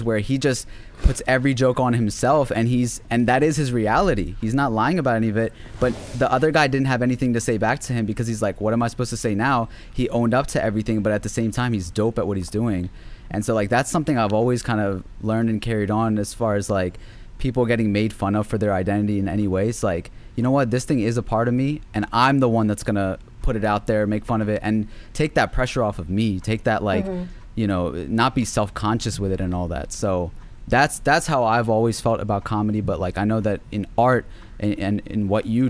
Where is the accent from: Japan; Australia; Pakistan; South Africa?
Pakistan; I am from Pakistan. This is my culture